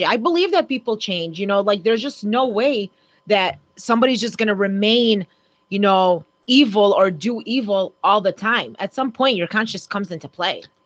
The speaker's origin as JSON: {"language": "English", "town": "Oak Park", "country": "United States", "tie": "born or raised there", "said": "growing up in Oak Park"}